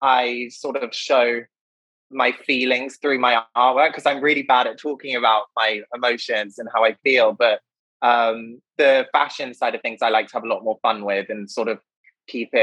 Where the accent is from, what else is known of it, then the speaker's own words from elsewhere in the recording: United Kingdom; moved away as an adult; also born or lived in Oxford / Paris / London; now in New York, United States; I was born in Oxford, but I grew up in the middle of the countryside in the United Kingdom